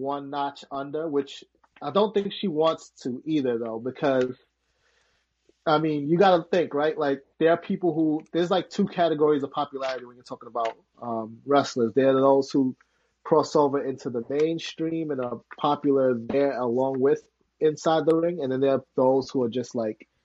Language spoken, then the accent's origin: English; New York City, New York, United States; I grew up in Harlem